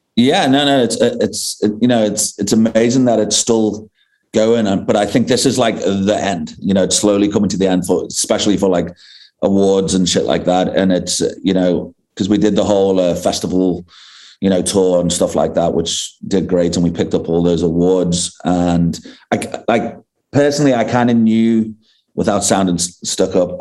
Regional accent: England, United Kingdom; now in South Africa; I grew up in I grew up in England

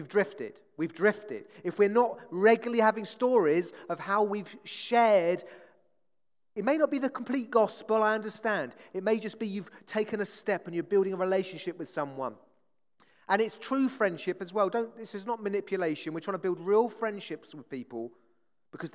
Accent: Hastings, South East England, United Kingdom; I come from Hastings, seaside town

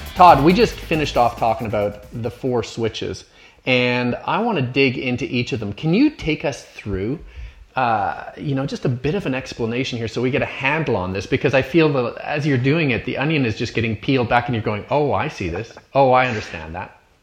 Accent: Canada; looking at it as a Canadian, as an outsider

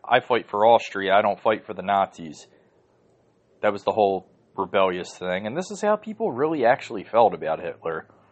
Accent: United States; I'm an American

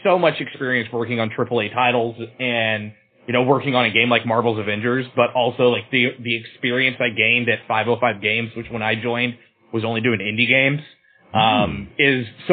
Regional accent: Austin, Texas, United States; also born or lived in Los Angeles; I left my hometown of Austin and I moved to Los Angeles

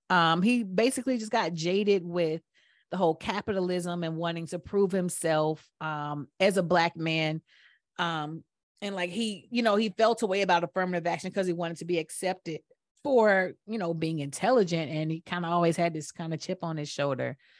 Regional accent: Atlanta, Georgia, United States; growing up in Atlanta, I thought that black people were everywhere.

